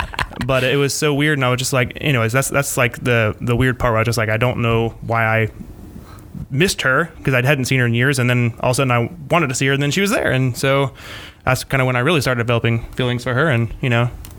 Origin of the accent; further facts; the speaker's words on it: Flagler Beach, Florida, United States; We're from Flagler Beach.